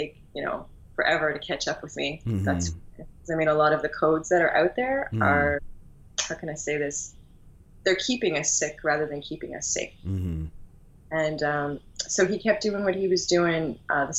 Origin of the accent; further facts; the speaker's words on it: Newfoundland and Labrador, Canada; now in Halifax, Canada; From an island the size of France, way off the coast of Canada, out in the middle of the North Atlantic. It's called Newfoundland.